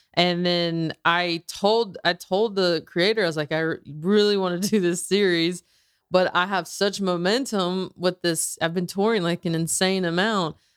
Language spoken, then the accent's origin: English; the South, United States; growing up in the South